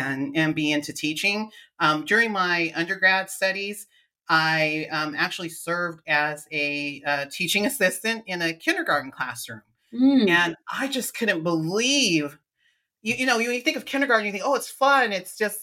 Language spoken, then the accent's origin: English; Lodi, California, United States; also born or lived in Stockton, California; I'm a California native, born and raised in California. Haven't stayed here my whole life though, but mostly in the Central Valley, California. So I was born in Stockton, California, and I grew up in Lodi, California